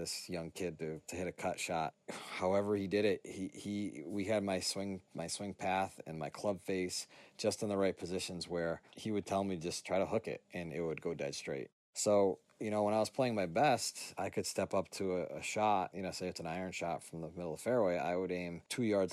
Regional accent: Lee, Massachusetts, United States; I'm from Lee, Massachusetts

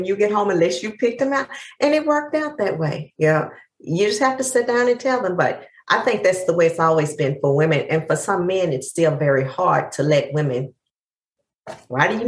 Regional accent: East Texas, United States; I'm from the deep South. I'm from East Texas

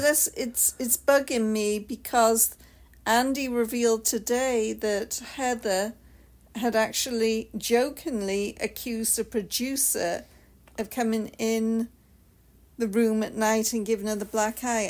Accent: United Kingdom; I'm the Brit

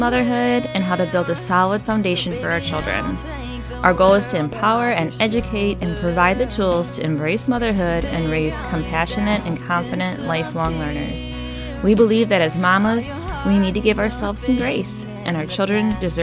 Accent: Michigan, United States; now in Tennessee, United States; I'm from Michigan, so up north

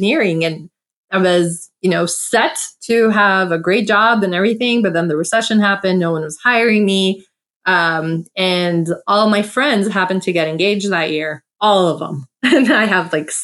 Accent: United States; I'm South American Armenian, born in USA

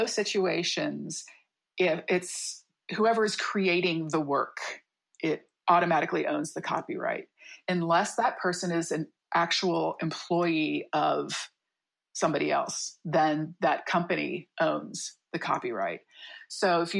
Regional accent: Midwest, United States; moved away as an adult; now in San Diego, United States; I'm from the Midwest. I moved out here

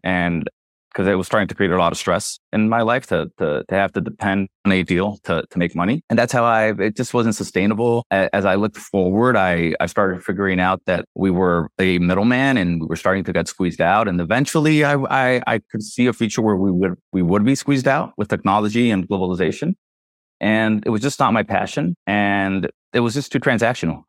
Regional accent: Nicaragua; also born or lived in Miami, United States; I was born in Miami to Nicaraguan parents who were, who had im-, immigrated to Miami when th, th, there was a war. So when I was around six years old, I'm, they mo-, we moved back to Nicaragua.

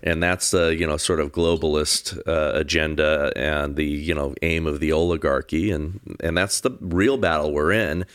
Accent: Southern California, United States; I grew up here in Southern California

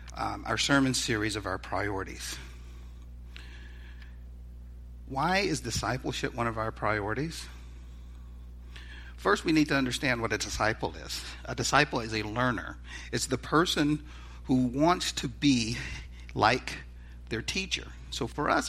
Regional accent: the South, United States; I'm from the South

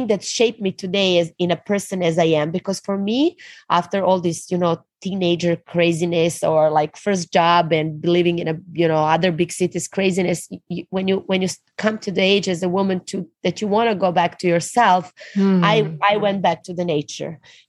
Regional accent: Serbia; So I'm actually born in ex-Yugoslavia. And we unfortunately, you know, fall apart as a country like 20 years ago. But I grew up in a communist family.

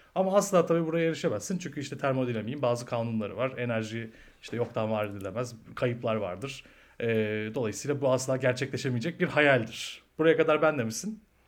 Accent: Bursa, Turkey; ben Bursa'da büyüdüm.

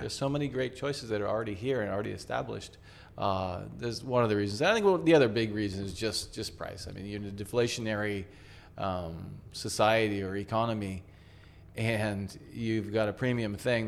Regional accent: United States; now in Tokyo, Japan; we're from the States

